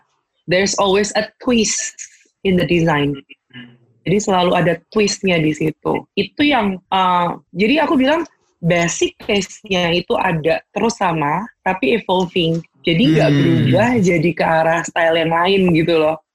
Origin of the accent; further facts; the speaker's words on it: Semarang, Central Java, Indonesia; aku tuh aslinya dari Semarang